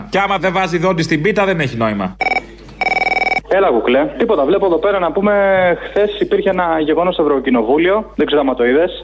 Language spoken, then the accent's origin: Greek; Thessaloniki, Central Macedonia, Greece; να έχω πω συγχαρητήρια στην πατρίδα μου τη Θεσσαλονίκη. Πάντα μα κάνει τα καλύτερα.